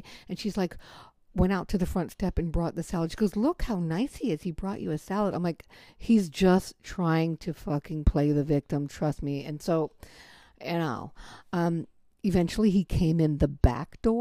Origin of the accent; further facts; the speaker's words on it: United States; moved away as an adult; also born or lived in Berlin, Germany; I'm in England and I'm American